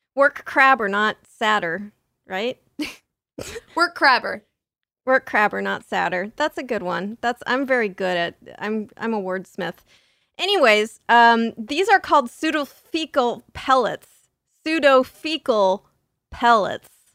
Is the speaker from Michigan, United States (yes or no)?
no; San Diego, California, United States; I grew up in San Diego